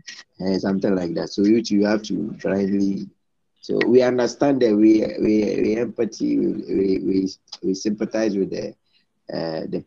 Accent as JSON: {"language": "English", "country": "Ghana", "also_born_or_lived": "Central Region, Ghana / Eastern Region, Ghana / Volta Region, Ghana", "lives_now": "Accra, Ghana", "said": "I feel very sad as a Ghanaian, but it doesn't mean that I'm not a Ghanaian"}